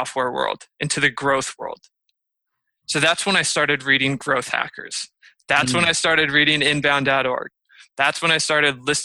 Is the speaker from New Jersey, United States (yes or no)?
no; Michigan, United States; now in San Diego, United States; I grew up in Michigan